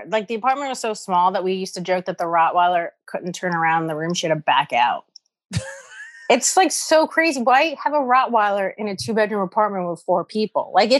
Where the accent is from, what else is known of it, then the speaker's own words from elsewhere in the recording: New York City, New York, United States; I grew up in Morris Park.